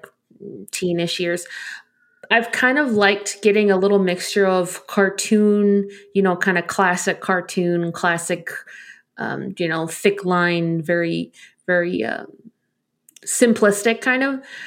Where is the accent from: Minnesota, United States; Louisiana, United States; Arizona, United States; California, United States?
Arizona, United States; I'm from Arizona.